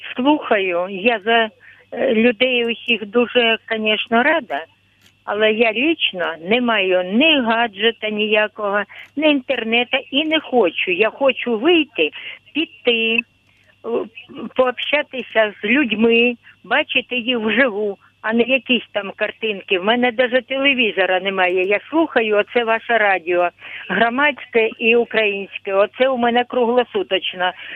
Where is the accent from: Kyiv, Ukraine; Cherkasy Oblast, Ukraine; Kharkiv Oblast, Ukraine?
Kharkiv Oblast, Ukraine; Я з Харківщини, мені 73 роки.